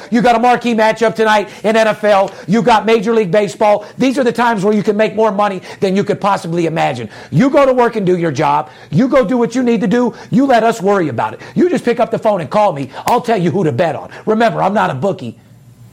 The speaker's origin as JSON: {"language": "English", "town": "Las Vegas", "region": "Nevada", "country": "United States", "tie": "born or raised there", "said": "I'm born and raised in Las Vegas"}